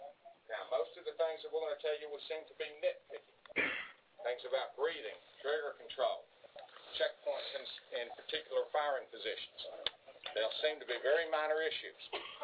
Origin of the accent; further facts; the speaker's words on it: North Georgia, United States; I'm from North Georgia.